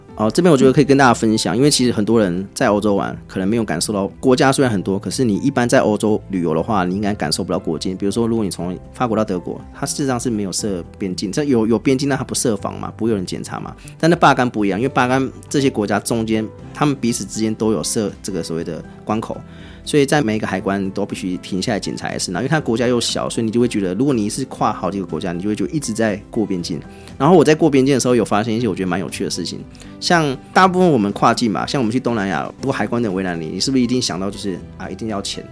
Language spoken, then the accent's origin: Chinese; Taiwan; 为什么我台湾人不能买学生票